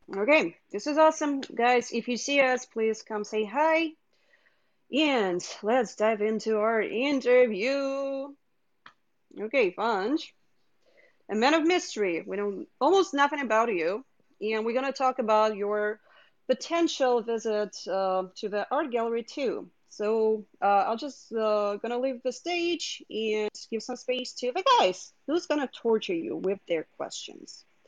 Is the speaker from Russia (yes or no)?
yes; Moscow, Russia; moved away; in the area of my hometown of Moscow